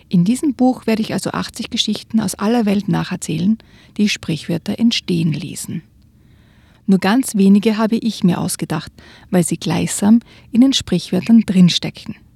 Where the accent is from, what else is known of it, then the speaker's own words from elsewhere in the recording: Austria; Also bei uns in Österreich zum Beispiel ist das ein, ein, wirklich eine Redensart.